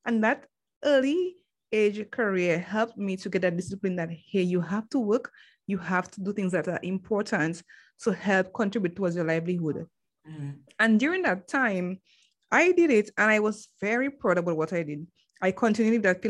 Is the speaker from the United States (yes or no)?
no; Dominica; I'm from the Commonwealth of Dominica, and that is in the Caribbean.